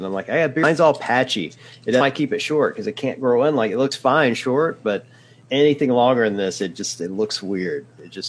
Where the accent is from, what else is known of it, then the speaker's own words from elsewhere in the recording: the South, United States; I grew up in the South